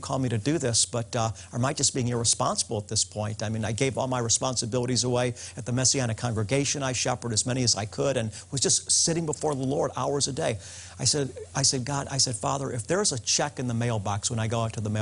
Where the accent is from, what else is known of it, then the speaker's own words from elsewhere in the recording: United States; As an American